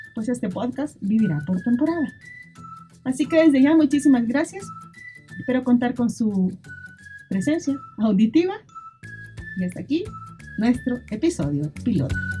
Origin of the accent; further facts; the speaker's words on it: El Salvador; lo que somos salvadoreños y salvadoreñas